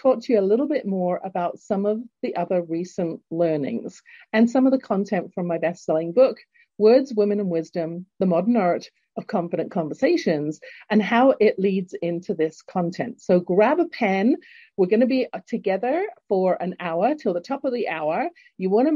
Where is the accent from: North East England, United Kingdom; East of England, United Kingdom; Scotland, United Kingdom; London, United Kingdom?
London, United Kingdom; accent: English; now in Calgary, Canada; born in London, England, and now living in Canada, in Calgary, Alberta